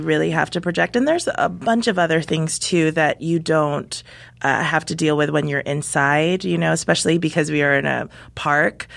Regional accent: Guam; I grew up on the island of Guam

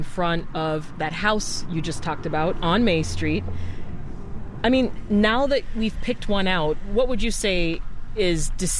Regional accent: Ontario, Canada; now in Chicago, United States; bungalows I grew up with in Ontario

